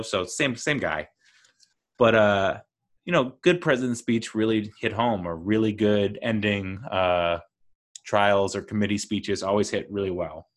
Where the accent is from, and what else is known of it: United States